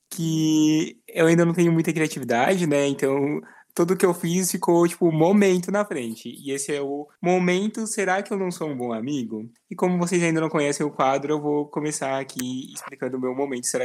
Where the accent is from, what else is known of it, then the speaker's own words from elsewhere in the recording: Rio Grande do Sul, Brazil; eu sou do Rio Grande do Sul